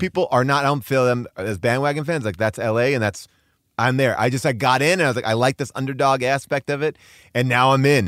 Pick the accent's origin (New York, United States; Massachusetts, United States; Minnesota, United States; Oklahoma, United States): New York, United States; moved away as an adult; now in Los Angeles, United States; I'm a New Yorker who was a Knicks fan. I moved out here to L